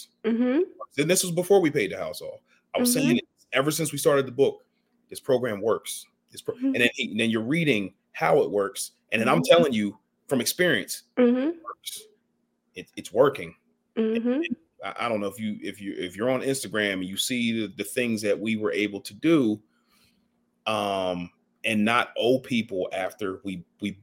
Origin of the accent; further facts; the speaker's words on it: Ardmore, United States; I grew up in Ardmore